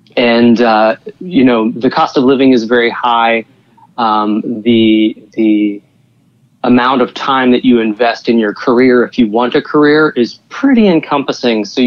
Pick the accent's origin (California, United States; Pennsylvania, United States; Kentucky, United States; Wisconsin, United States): Pennsylvania, United States; Pittsburgh; moved away as an adult; now in New York, United States; I'm from the Western Pennsylvania area originally, and living in the Pittsburgh area